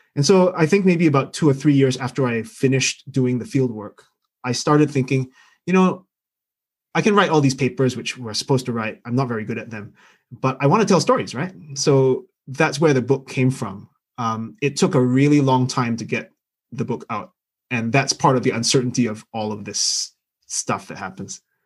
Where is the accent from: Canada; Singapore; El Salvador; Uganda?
Singapore; now in London, United Kingdom; I'm Singaporean by birth. I grew up there